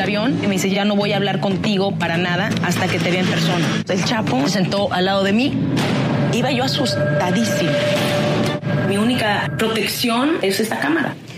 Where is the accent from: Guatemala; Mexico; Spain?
Mexico; moved away as an adult; now in United States; amo México y soy mexicana antes que cualquier otra cosa